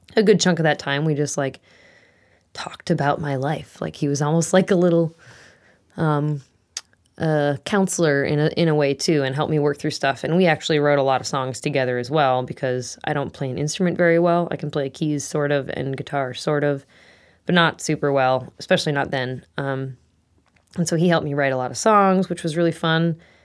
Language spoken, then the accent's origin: English; Eagan, Minnesota, United States; moved away as an adult; now in Maple Falls, United States; I am from Eagan, Minnesota is where I grew up, um, till I was about twenty-two, twenty-three